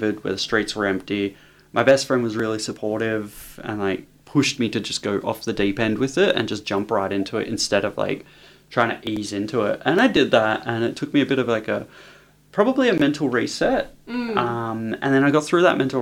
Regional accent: Sunbury, Victoria, Australia; moved away as an adult; now in Brisbane, Australia; Home's Melbourne. So, I love Melbourne. I'm from Melbourne. I'm a Sunbury girl

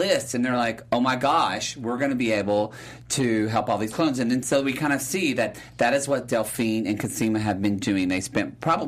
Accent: the South, United States; I'm from the South

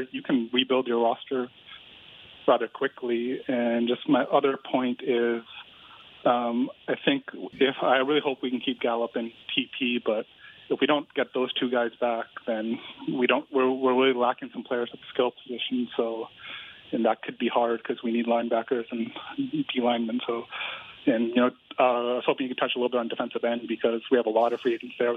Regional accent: Canada; also born or lived in Vancouver; I'm from Canada

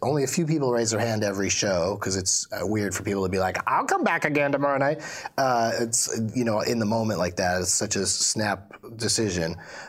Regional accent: San Diego, California, United States; Well, I grew up in San Diego, and that, strangely, did not make me a pothead. I mean, California as a whole did

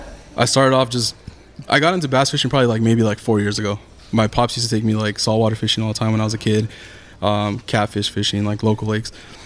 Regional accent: Los Angeles, California, United States; So I was born and raised in East LA. I'm from LA County area.

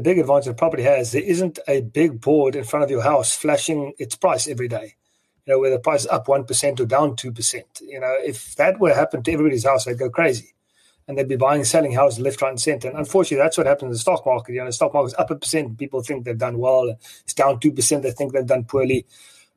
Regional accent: South Africa; as a South African

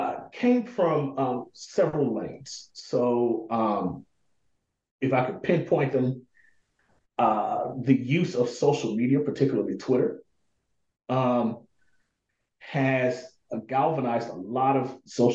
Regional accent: Pine Bluff, Arkansas, United States; So I was born and raised in this city called Pine Bluff, Arkansas. Predominantly Black city

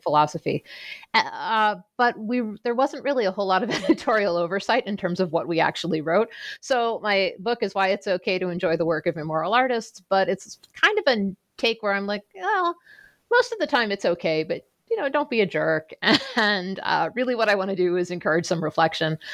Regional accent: Pittsburgh, Pennsylvania, United States; I grew up outside of Pittsburgh um, okay. in a suburb south of the city

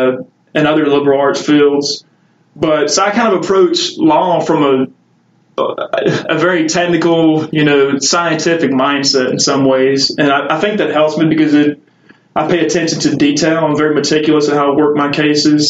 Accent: Marthaville, Louisiana, United States; I grew up in Natchitoches Parish in a small town called Marthaville

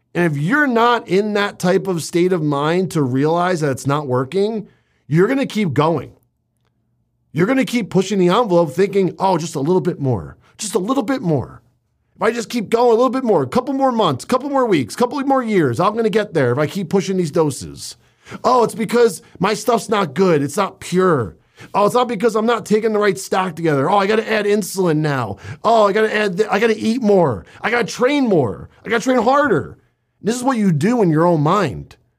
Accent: Northeast, United States; also born or lived in New Jersey; I was growing up in the Northeast in New York and New Jersey

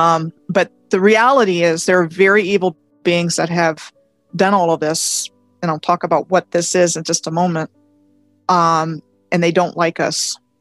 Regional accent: Montgomery County, Maryland, United States; moved away as an adult; I grew up in Montgomery County, Maryland, um, graduated from high school there in 81

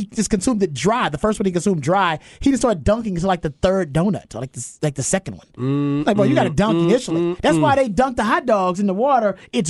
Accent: Houston, Texas, United States; I'm from Houston

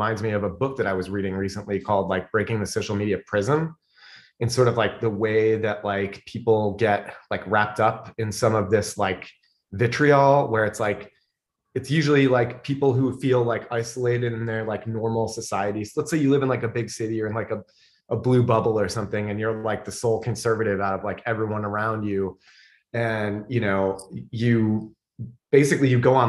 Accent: Fairport, New York, United States; also born or lived in Illinois / New Jersey; I grew up in Fairport.

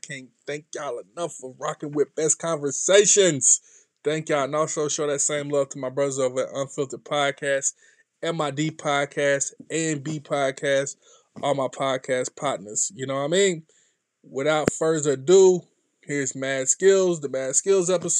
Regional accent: North Carolina, United States; I'm from North Carolina, not too far from Fayetteville

